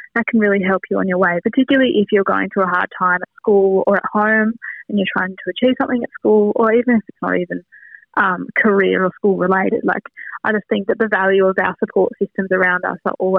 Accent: Wynyard, Tasmania, Australia; growing up in Wynyard

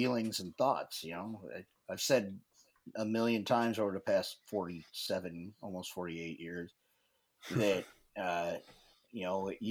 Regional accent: Nebraska, United States; moved away as an adult; I grew up in Nebraska

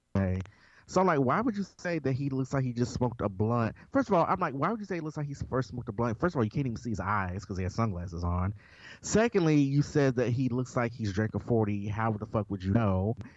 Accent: Memphis, Tennessee, United States; I am also from Memphis, Tennessee

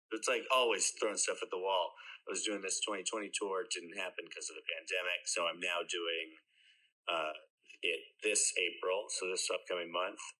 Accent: outside Boston, Massachusetts, United States; now in Jersey City, United States; I grew up outside Boston

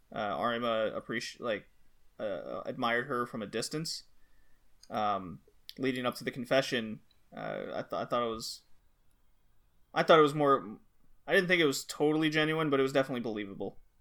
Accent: United States; now in Germany; I'm American

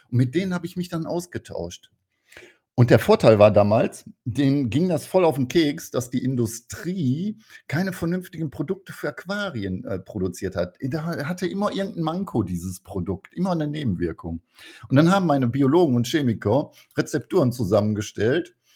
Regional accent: North Rhine-Westphalia, Germany; ich bin ja ein Kind des Ruhrpots und ähm, im Ruhrpott hieß es immer, du musst erstmal einen vernünftigen Handwerksberuf machen

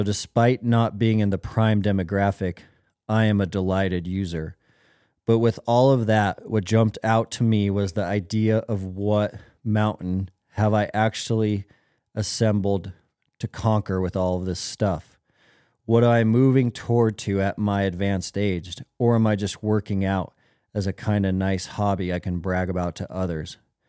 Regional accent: Minnesota, United States; I am not a hunter. I'm not a mountain person. I'm a flatlander from Minnesota. I am 76 years old

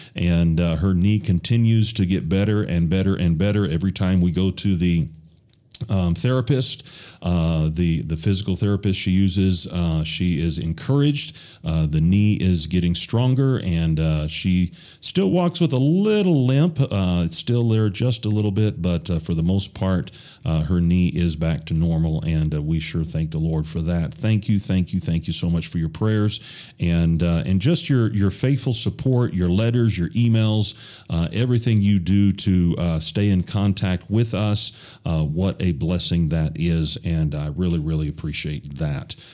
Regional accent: United States; moved away; I'm from the United States

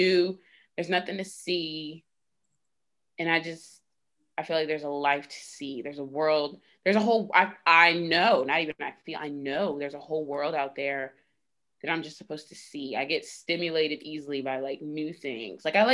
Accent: Virginia Beach, Virginia, United States; also born or lived in New York; now in Norfolk, United States; I grew up in Virginia Beach

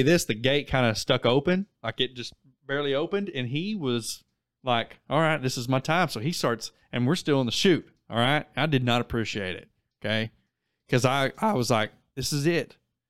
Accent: Wilburton, Oklahoma, United States; Yeah. We're all from Wilburton.

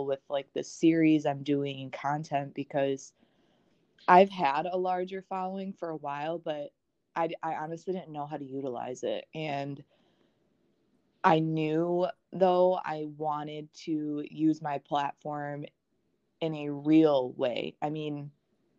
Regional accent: Wisconsin, United States; now in South Carolina, United States; I'm originally from Wisconsin.

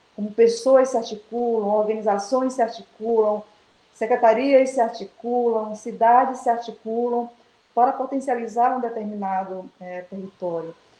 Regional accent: Baixada Maranhense, Maranhão, Brazil; moved away; also born or lived in Pinheiro / Curralzinho; Toda a minha história de vida ela tem a base estruturante a minha infância e a minha adolescência é, na Baixada.

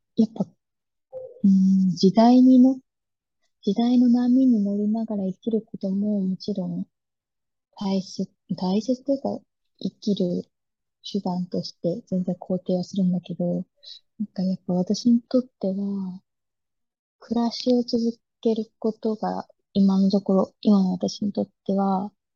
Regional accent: Chiba, Japan; now in Tsukuba, Japan; いつも住んでるつくばでなく、地元の千葉

